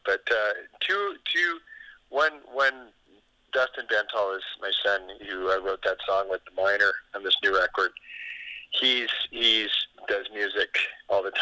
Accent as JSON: {"language": "English", "town": "Calgary", "region": "Alberta", "country": "Canada", "tie": "born or raised there", "moved": "yes", "said": "I grew up in Calgary"}